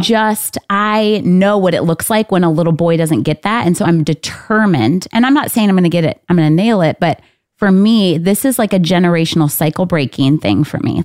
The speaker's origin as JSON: {"language": "English", "region": "Michigan", "country": "United States", "said": "I'm from Michigan"}